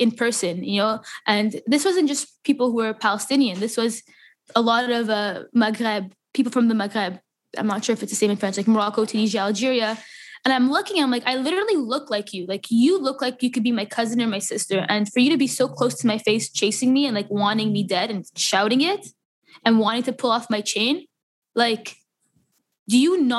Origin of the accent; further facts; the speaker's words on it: Canada; And um, I'm Canadian, and that song related to me just as much. And especially here in Montreal